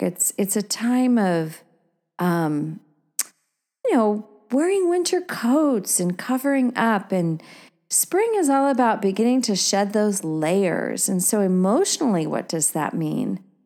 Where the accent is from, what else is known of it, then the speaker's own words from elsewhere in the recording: Oregon, United States; growing up in Oregon